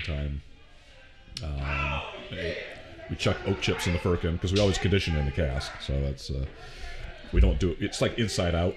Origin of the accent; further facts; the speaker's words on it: Ithaca, New York, United States; now in Oregon, United States; I'm from upstate New York. I'm from Ithaca area, and there's nothing